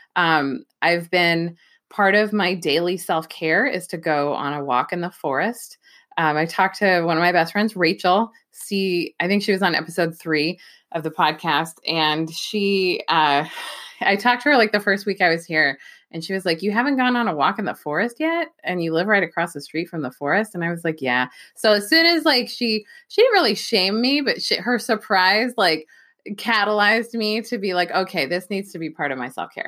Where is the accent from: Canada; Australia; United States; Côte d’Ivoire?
United States; Bay Area, California; moved away as an adult; also born or lived in Los Angeles, California / New York City / Philadelphia; now in Pacific Northwest, United States; I'm not from the Pacific Northwest, I'm from the Bay Area. Um, I grew up in a suburb that I like to say could have been any suburb anywhere, but it happened to be in the Bay Area.